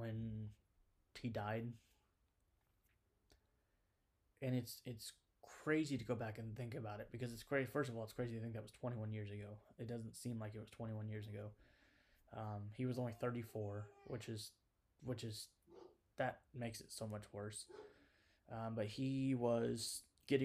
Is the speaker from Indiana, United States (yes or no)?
yes; Indiana, United States; I'm from Indiana